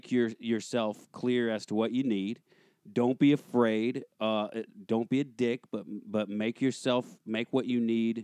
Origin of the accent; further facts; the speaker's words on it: Russellville, Alabama, United States; moved away as an adult; also born or lived in New York; now in Los Angeles, United States; Originally, I'm from Alabama